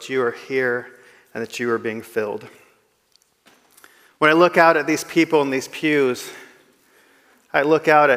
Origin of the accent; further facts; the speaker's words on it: Kapel, Texas, United States; moved away as an adult; now in Indonesia; I am from Kapel, but I live in Indonesia.